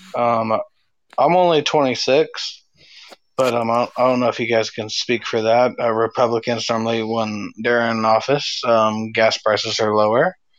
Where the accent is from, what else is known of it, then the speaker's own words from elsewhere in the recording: California, United States; I was raised in California